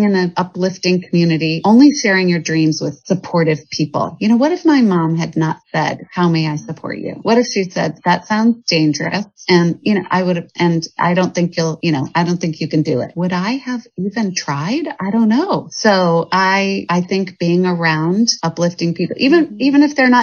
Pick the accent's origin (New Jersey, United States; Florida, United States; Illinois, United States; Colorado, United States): Colorado, United States; Evergreen; moved away as an adult; also born or lived in Boston / New York; now in Portland, United States; I grew up in Evergreen, Colorado, which was up in the mountains